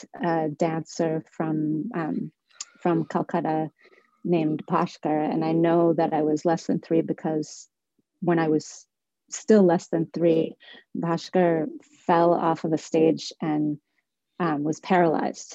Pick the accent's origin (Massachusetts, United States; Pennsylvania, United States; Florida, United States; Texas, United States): Massachusetts, United States; Somerville; I was born and raised in Somerville